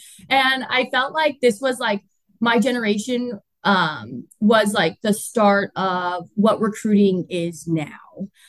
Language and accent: English; right outside the Bay Area, California, United States; moved away as an adult; now in Chicago, United States; I'm originally from California, right outside the Bay Area.